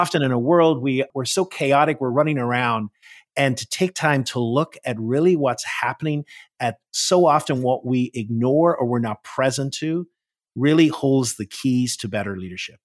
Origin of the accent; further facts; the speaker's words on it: Northern Ireland, United Kingdom; moved away as an adult; now in Washington, D.C., United States; I am originally from Northern Ireland. That's where I was born and raised. I came to the U S, uh, in my twenties